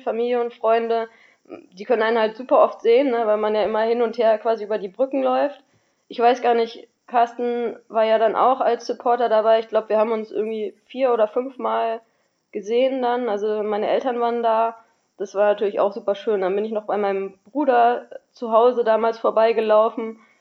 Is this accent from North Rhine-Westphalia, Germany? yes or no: yes; Düsseldorf, North Rhine-Westphalia, Germany; in Düsseldorf gelaufen, weil das ist ja auch so ein bisschen meine Heimat